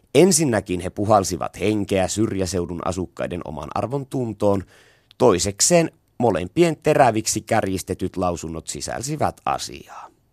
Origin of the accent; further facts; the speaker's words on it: Savo, Finland; Semmosta se tahtoo meillä päin olla